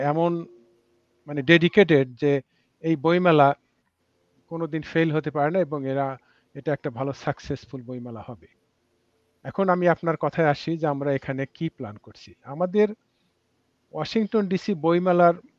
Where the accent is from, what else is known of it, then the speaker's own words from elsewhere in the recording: Bangladesh; now in Washington, D.C., United States; আমরা যখন বাংলাদেশে সত্তরের দশকে আশির প্রথম দশকের প্রথম দিকে বড় হয়েছি